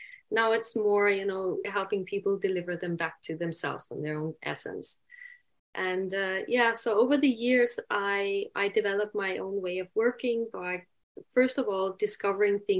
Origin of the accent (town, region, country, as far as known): Denmark